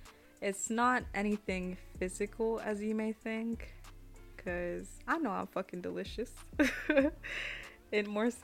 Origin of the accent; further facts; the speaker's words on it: United States; first language Spanish; English is a second language; You know, people would say that my first language was Spanish, but I never really understood that or identified with it. I'm first generation Mexican American, and I was third and youngest child in my family.